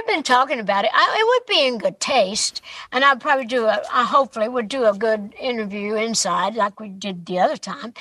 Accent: East Tennessee, United States; It was my hometown, my home area

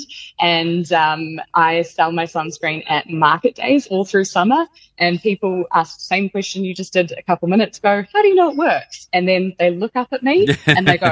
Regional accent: Wellington, New Zealand; at a market in Wairiki, Wellington, my hometown

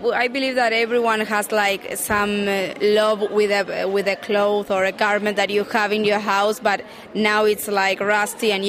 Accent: Buenos Aires, Argentina; I'm from Buenos Aires, Argentina

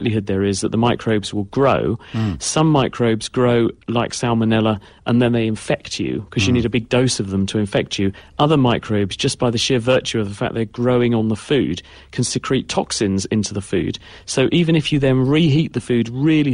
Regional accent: Darlington, North East England, United Kingdom; moved away; also born or lived in Cambridge; it's a place called Darlington, is near Middlesbrough, which is northeast

